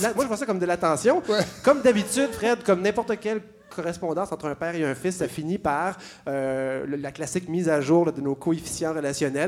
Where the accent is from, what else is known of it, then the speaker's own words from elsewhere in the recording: Montreal, Quebec, Canada; je suis Montréalais, j'adore ma ville